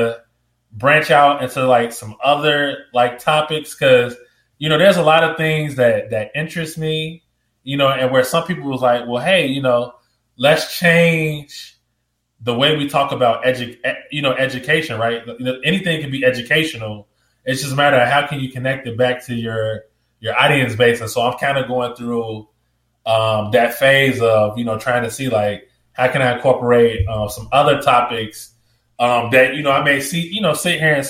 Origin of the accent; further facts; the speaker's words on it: Chicago, Illinois, United States; I'm from Chicago. I'm from the south side of Chicago, so that's like the street I grew up on